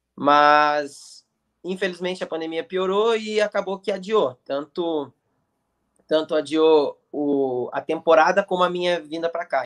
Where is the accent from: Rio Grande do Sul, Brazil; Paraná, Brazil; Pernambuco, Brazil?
Paraná, Brazil; Curitiba; moved away as an adult; now in United States; comecei lá, fiz minha base, minha base de, de futebol inteira lá. É, fiquei lá dos meus 9 aos 15 anos